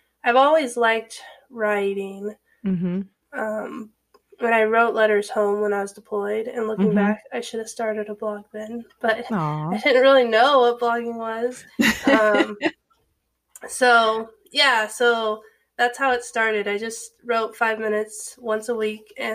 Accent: Fresno, California, United States; moved away as an adult; also born or lived in New Mexico / Ohio; now in Virginia, United States; I grew up in Fresno, California

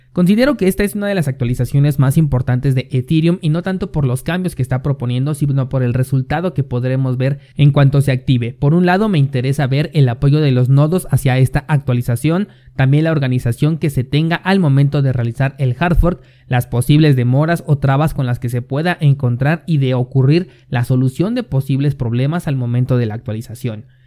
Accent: Mexico; mi país México

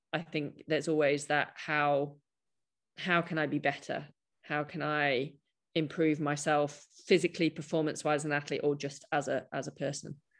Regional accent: United Kingdom; I'm a British cynic

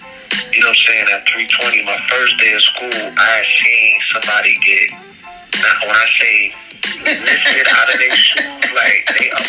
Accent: St. Croix, U.S. Virgin Islands; also born or lived in Bronx, United States; And like I said, I was born in the Bronx, so I had a lot of time in the Bronx or Harlem. I left for St. Croix when I was

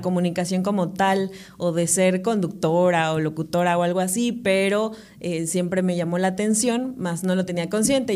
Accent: Córdoba, Veracruz, Mexico; also born or lived in Paraje Nuevo, Amatlán, Veracruz / Xalapa, Veracruz; soy de Córdoba, Veracruz. Viví mucho tiempo en Paraje Nuevo, que es este, un pueblo que pertenece a Matlán. Ok. Hasta los 11 años, pero pues de ahí ya este nos, venimos a, vivir a Córdoba

